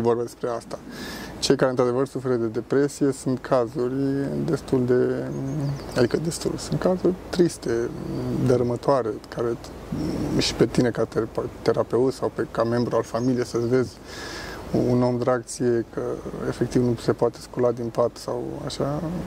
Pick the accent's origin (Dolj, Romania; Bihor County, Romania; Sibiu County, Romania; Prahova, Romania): Dolj, Romania; Craiova; moved away as an adult; now in Zurich, Switzerland; eu vin din Craiova, dar uh, lucrez în Zurich